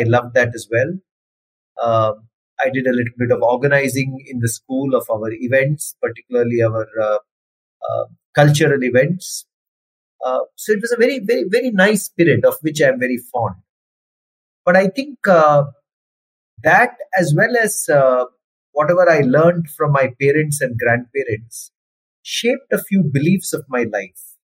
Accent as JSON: {"language": "English", "town": "Salem", "region": "Tamil Nadu", "country": "India", "tie": "born or raised there", "also_born_or_lived": "Mangalore, Karnataka / Kerala", "said": "I come from Mangalore in Karnataka. My mother comes from Mangalore. I was born in Mangalore. But most of my school days were lived in Tamil Nadu and Kerala. I grew up in towns like Salem, Coimbatore and Madurai and Kollam in Kerala."}